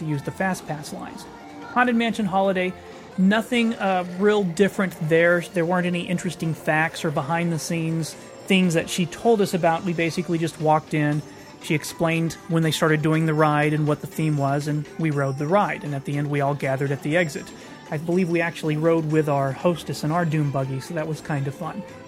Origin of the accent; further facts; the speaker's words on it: Texas, United States; I grew up in Texas right next door to Louisiana